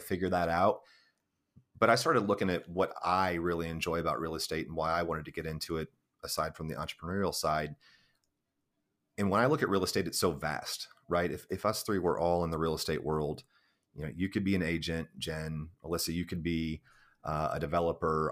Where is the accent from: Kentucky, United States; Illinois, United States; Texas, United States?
Illinois, United States; Central; moved away as an adult; now in Gallatin, United States; my hometown in Illinois